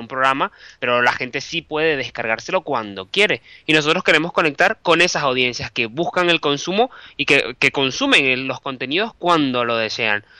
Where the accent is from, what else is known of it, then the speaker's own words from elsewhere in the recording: Venezuela; moved away as an adult; also born or lived in Bilbao, Spain / Caracas, Venezuela; now in Madrid, Spain; yo soy periodista, soy venezolano